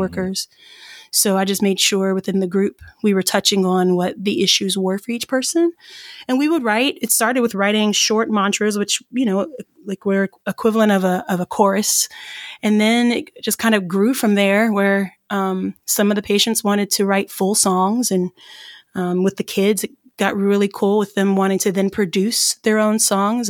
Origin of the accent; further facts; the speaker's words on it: Irmo, South Carolina, United States; moved away; I'm originally from South Carolina